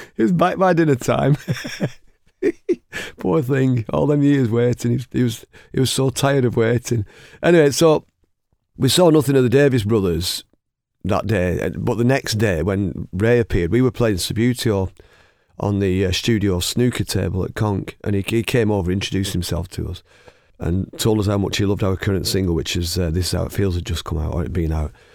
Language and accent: English; Oldham, North West England, United Kingdom; we're both from Oldham.